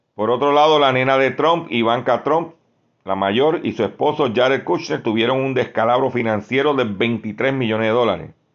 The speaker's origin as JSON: {"language": "Spanish", "town": "Lares", "country": "Puerto Rico", "said": "mi pueblo de Lares"}